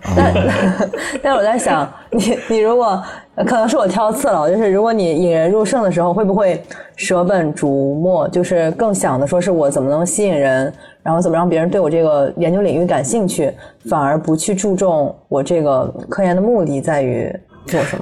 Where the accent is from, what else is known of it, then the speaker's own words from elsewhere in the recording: Shanxi, China; 就家乡山西嘛，也不是那种特别发达的嗯。省份